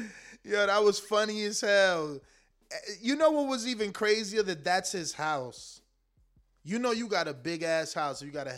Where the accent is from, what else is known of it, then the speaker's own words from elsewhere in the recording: United States; I am an American that can't point countries on the map.